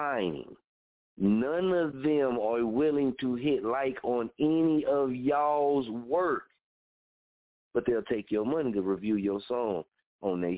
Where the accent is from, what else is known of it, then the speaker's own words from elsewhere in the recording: Muskogee, Oklahoma, United States; I'm from Oklahoma, from Muskogee, and I say I'm a Okieton